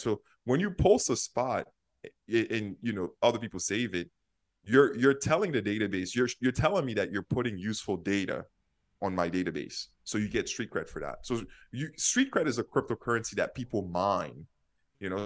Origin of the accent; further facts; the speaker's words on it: New York City, New York, United States; moved away as an adult; also born or lived in Haiti / San Francisco; now in Minneapolis, United States; I grew up in Haiti and I lived in Brooklyn